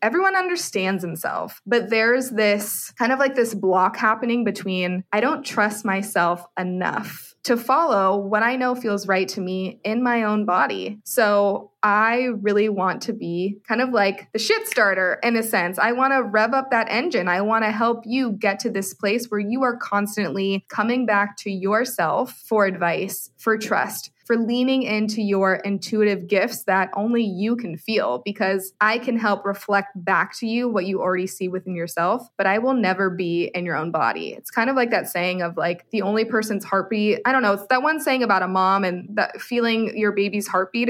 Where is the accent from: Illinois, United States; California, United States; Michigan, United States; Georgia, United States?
California, United States; San Francisco Bay Area; moved away as an adult; also born or lived in Arizona; now in Austin, United States; I am originally from the San Francisco Bay Area